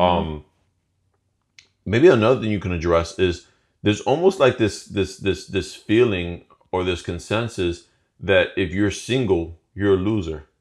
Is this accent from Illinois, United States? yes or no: yes; Chicago, Illinois, United States; moved away as an adult; now in Florida, United States; we were both born and raised in Chicago